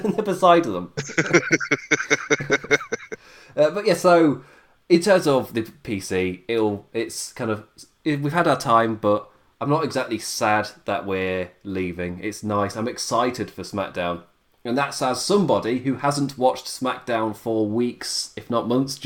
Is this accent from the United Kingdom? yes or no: yes; England, United Kingdom; I'm English